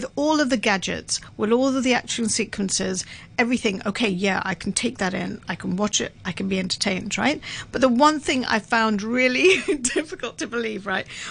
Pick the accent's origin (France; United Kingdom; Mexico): United Kingdom; I'm British